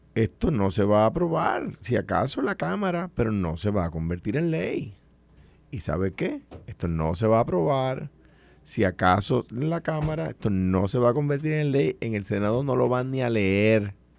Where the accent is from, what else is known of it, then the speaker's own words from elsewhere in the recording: Puerto Rico; Yo soy un puertorriqueño con ciudadanía americana. No soy un americano que nació en Puerto Rico